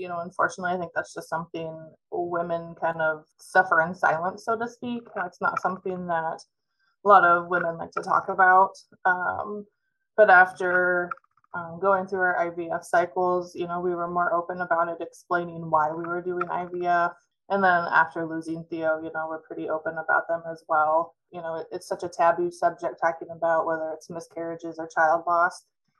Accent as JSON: {"language": "English", "town": "Mediapolis", "region": "Iowa", "country": "United States", "said": "So I'm actually originally from Mediapolis, which is down by Burlington."}